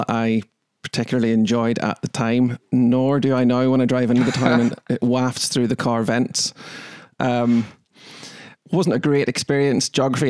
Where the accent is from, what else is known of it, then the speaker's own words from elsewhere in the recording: Coagh, Northern Ireland, United Kingdom; I'm from Tyrone. It's always good with the name. From Tyrone, from a little village called Coke, however you want to pronounce it.